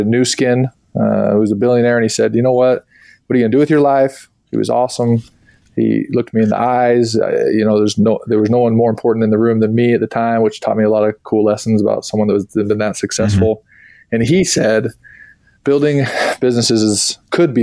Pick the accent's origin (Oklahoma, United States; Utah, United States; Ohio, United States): Utah, United States; Born and raised in Utah